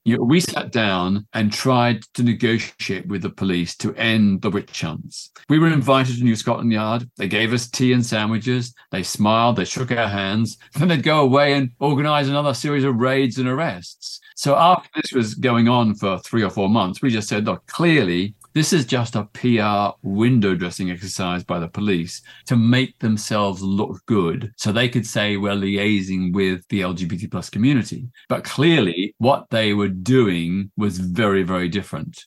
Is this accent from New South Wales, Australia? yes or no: no; Melbourne, Victoria, Australia; I grew up in Melbourne, Australia in the nineteen fifties and sixties